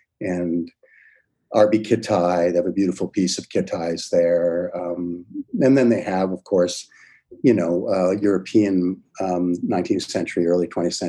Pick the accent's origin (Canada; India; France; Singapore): Canada; Niagara-on-the-Lake, Ontario; born there; also born or lived in St. Catharines / London / Vineland; Now people would commute, but I was born in Niagara-on-the-Lake. We lived in St. Catharines, lived in Niagara Falls